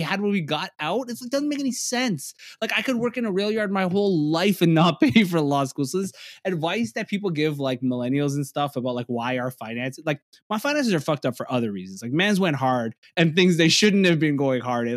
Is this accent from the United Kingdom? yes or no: no; Toronto, Ontario, Canada; I'm a comedian from Toronto, I'm, I'm from the East Side